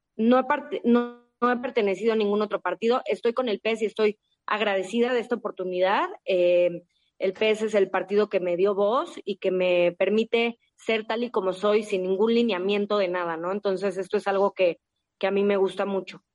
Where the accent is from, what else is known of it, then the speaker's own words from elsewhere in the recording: Mexico; A mí México me ha dado todo. Yo tengo un amor profundo por mi país, por mi gente, por mi tierra